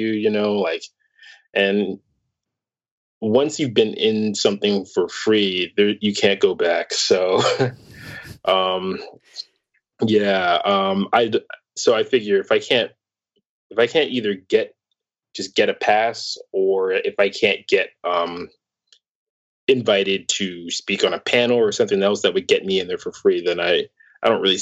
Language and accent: English; New York City, New York, United States; being a New Yorker